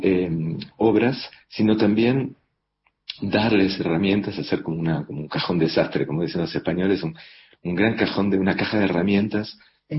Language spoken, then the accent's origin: Spanish; Argentina; moved away as an adult; Yo me fui de Argentina ya hace casi 20 años